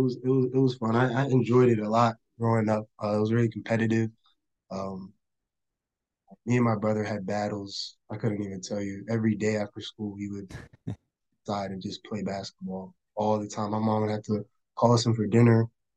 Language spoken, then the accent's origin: English; Charlottesville, Virginia, United States; born there; So I was born in Charlottesville, Virginia, UVA Hospital. Go Hoos. I'm the youngest of four siblings.